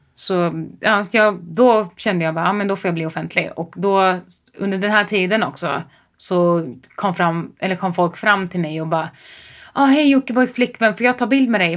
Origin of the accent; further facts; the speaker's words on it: Mantorp, Östergötland, Sweden; jag kommer från Mjölby eller Mantorp eller vad fan mm. man säger. Eh, I Östergötland